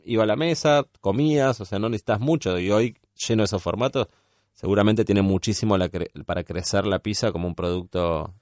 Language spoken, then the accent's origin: Spanish; San Fernando, Buenos Aires Province, Argentina; moved away as an adult; Nosotros somos de, provincia de Buenos Aires, eh, él es de Martínez, yo soy de San Fernando Tigre